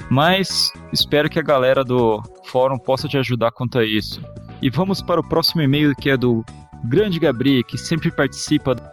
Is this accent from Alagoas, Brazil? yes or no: no; Rio de Janeiro, Brazil; Sou do Rio de Janeiro, estudante de contabilidade, tenho 21 anos.